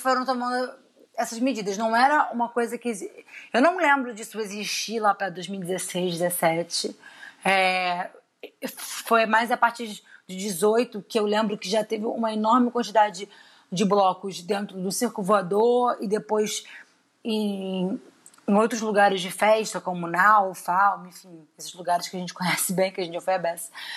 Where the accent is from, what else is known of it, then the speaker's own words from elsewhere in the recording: Rio de Janeiro, Brazil; a gente é do Rio, a gente vive mais do é Rio.